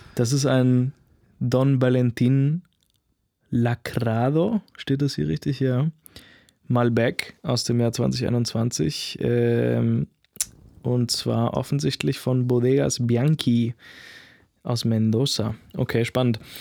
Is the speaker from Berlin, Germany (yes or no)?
yes; Berlin, Germany; ich bin Berliner, ja, ich bin Deutscher, ich bin Europäer